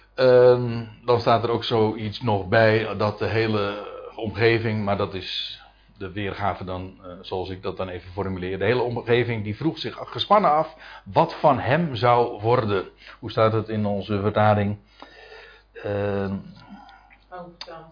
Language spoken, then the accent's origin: Dutch; Netherlands; als Nederlanders